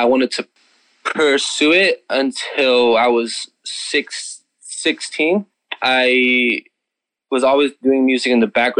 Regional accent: Imperial Valley, California, United States; moved away as an adult; now in San Diego, United States; I'm originally from Imperial Valley, California. I've been living here for 2.5 years now.

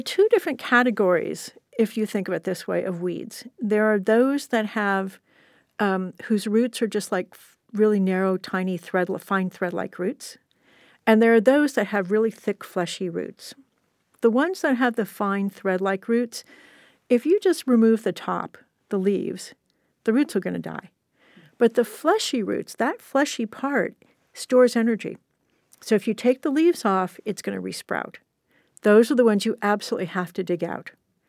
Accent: California, United States; I'm born and raised in Southern California. I have never seen a full-on rainstorm in summer.

